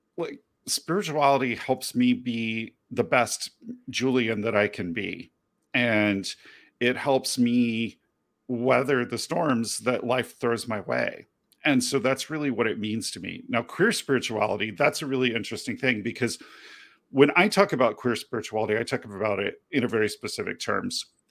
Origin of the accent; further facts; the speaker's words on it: United Kingdom; as a young child growing up in Great Britain